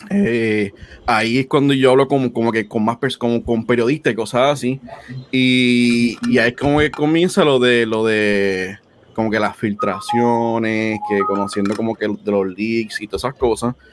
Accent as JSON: {"language": "Spanish", "country": "Puerto Rico", "moved": "yes", "lives_now": "United States", "said": "pues yo me mudé de Puerto Rico para, para acá, para Estados Unidos."}